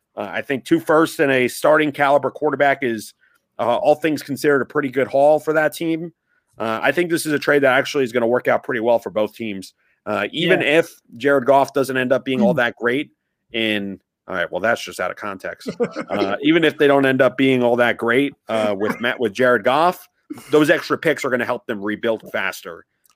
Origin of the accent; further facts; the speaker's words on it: New Jersey, United States; Because I'm from New Jersey.